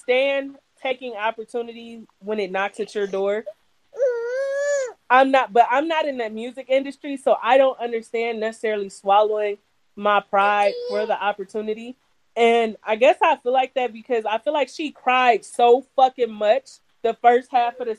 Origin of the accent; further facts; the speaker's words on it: Midwest, United States; I'm from the Midwest